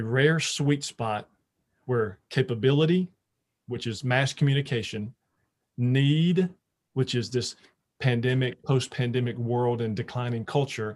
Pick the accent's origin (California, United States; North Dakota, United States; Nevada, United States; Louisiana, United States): Louisiana, United States; moved away; growing up in Louisiana, all of our family, all of our friends are all were there